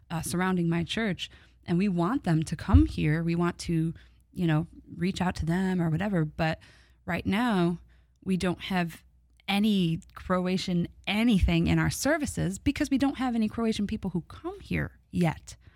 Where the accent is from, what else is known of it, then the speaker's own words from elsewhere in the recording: Midwest, United States; I'm from the Midwest